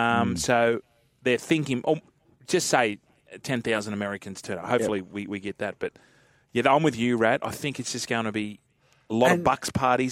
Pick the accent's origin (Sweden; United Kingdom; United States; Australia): Australia; as an Aussie